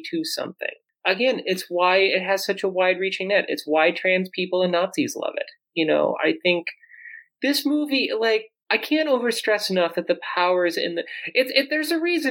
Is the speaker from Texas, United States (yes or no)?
no; South Dakota, United States; I grew up in South Dakota, born in 1986